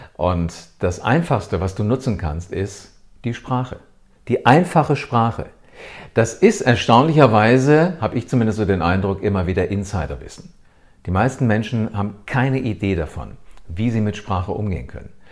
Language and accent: German; Germany; Hier bei uns in Deutschland